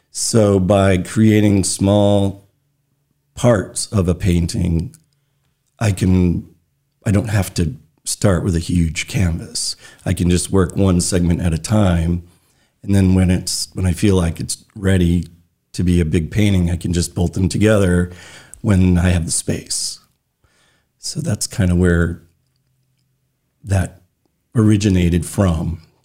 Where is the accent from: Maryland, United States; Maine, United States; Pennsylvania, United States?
Maine, United States; Brooks; also born or lived in Brunswick, Maine / Freeport, Maine; by the time I started school, we moved to Brooks, Maine, which is tiny little town on the Moosehead Trail north of Belfast. Uh, so that's where I grew up